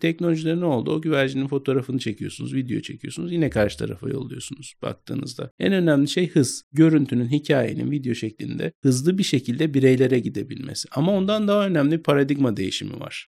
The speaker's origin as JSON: {"language": "Turkish", "region": "İzmir", "country": "Turkey", "tie": "born or raised there", "also_born_or_lived": "Istanbul / Vienna / Berlin", "moved": "yes", "said": "İzmir'de büyüdüm"}